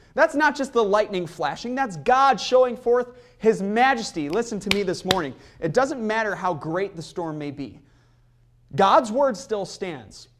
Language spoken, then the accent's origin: English; near Chicago, Illinois, United States; Growing up near Chicago